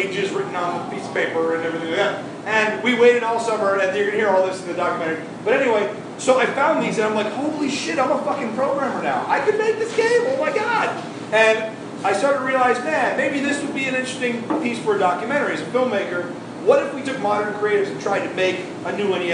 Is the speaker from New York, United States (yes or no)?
yes; Syracuse, New York, United States; moved away as an adult; now in Florida, United States; I'm from Syracuse, New York.